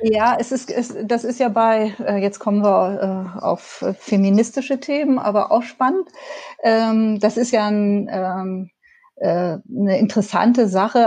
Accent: Hamburg, Germany; moved away as an adult; now in Dipperz, Germany; ich bin ja in Hamburg groß geworden

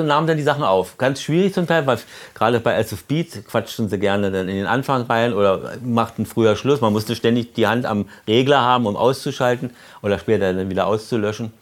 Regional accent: Berlin, Germany; als Berliner

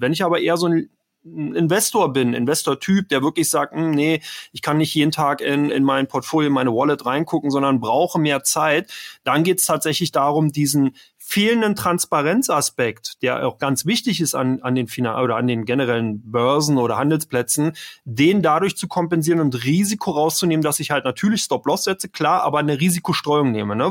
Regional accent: Berlin, Germany; Ich bin aus Ber komme aus Berlin, bin in Berlin geboren

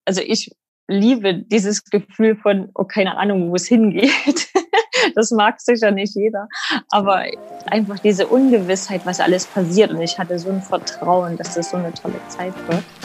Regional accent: Germany; moved away as an adult; now in Sydney, Australia; als Europäer, als Deutscher

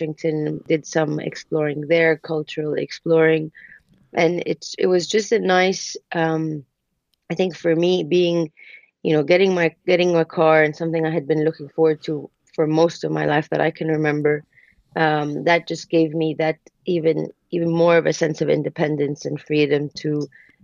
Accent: Jeddah, Makkah Province, Saudi Arabia; English is a second language; moved away as an adult; also born or lived in Boston, United States / London, United Kingdom; born and raised in Saudi, graduated from there, from high school, and then I moved to the States for college.

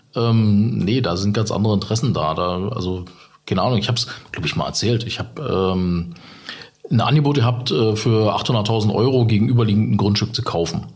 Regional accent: Saxony, Germany; accent: Saxon; moved away; ich bin tatsächlich in Sachsen geboren

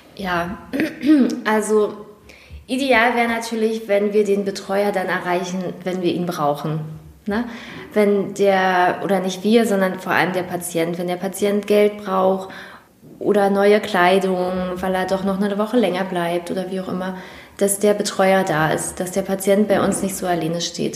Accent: Prignitz, Brandenburg, Germany; ich nicht in Schwerin wohne und auch da nicht aufgewachsen bin, sondern dass meine Heimat und mein Zuhause nochmal eine Stunde weg ist. Aber ähm, dennoch, Mecklenburg und Prignitz liegen nicht weit voneinander entfernt

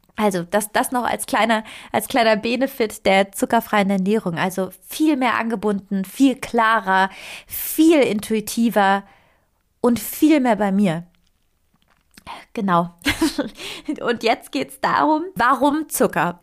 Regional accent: Italy; moved away; Ich, ich komme aus Italien

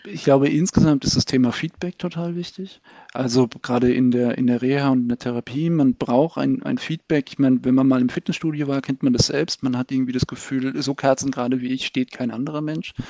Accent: Baden-Württemberg, Germany; moved away as an adult; now in Berlin, Germany; ich bin in Baden-Württemberg zur Schule gegangen

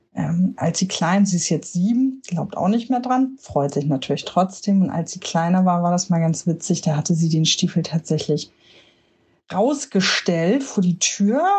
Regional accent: Hamburg, Germany; Ich komme aus Hamburg

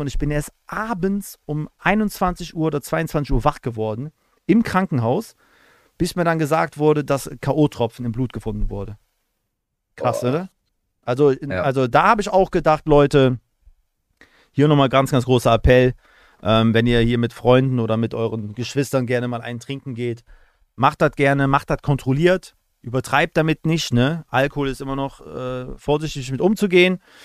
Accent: Aachen, North Rhine-Westphalia, Germany; ich komme ja aus Aachen

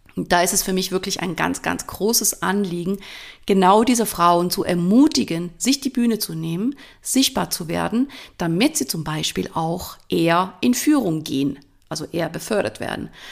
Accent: Switzerland; accent: Swiss German; first language Swiss German; moved away as an adult; Ich komme ursprünglich aus der Schweiz, bin da geboren und aufgewachsen. Ich rede jetzt in Schweizerdeutsch, das ist meine Muttersprache.

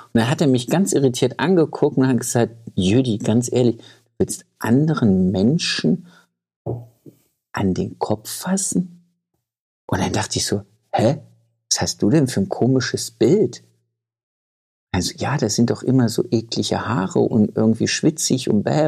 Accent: Thuringia, Germany; ich komme ja aus Thüringen.

